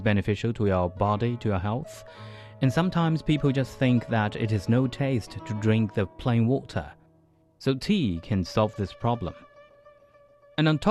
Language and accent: English; Hangzhou, Zhejiang, China; my hometown, Hangzhou, the capital of East China's Zhejiang province